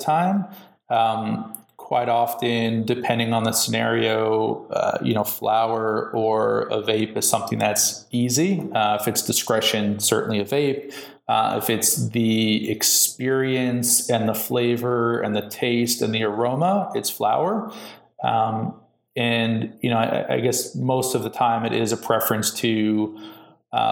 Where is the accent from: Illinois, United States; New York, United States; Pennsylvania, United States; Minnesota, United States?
New York, United States; now in California, United States; I'm in California now, which is a very different mindset than where I'm from, you know, in New York. And I'm still a New Yorker. I always will be.